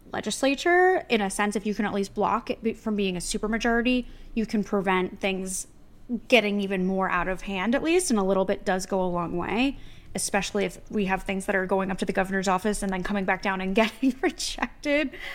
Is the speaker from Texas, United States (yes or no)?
no; New Jersey, United States; I'm from New Jersey